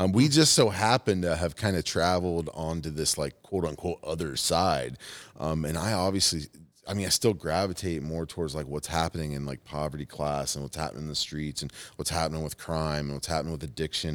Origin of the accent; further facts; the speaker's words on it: Fort Wayne, Indiana, United States; moved away; Fort Wayne's my hometown.